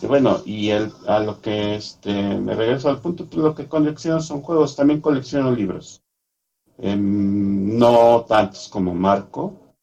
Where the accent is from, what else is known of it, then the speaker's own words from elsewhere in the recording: Mexico City, Mexico; Yo soy de la Ciudad de México.